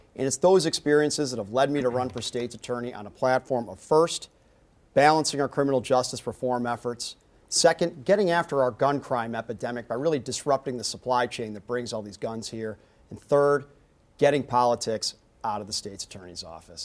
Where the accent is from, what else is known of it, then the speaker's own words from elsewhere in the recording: Chicago, Illinois, United States; I was born and raised in Chicago